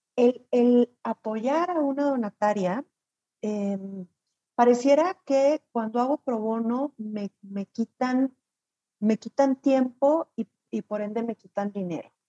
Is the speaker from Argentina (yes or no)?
no; Chihuahua, Mexico; Saludos desde, desde Chihuahua